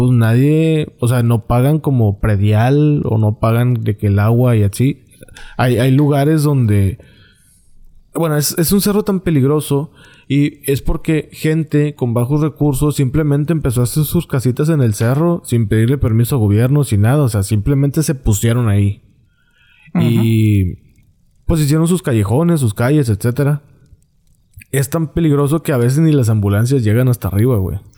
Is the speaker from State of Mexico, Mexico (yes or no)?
no; Monterrey, Nuevo León, Mexico; y no es porque yo sea de Monterrey, y van a decir, eh, pinche regio. No, yo no soy de San Pedro